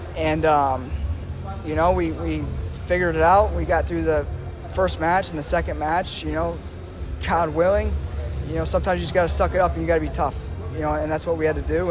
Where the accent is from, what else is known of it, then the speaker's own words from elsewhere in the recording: Iowa, United States; moved away as an adult; born and raised in Iowa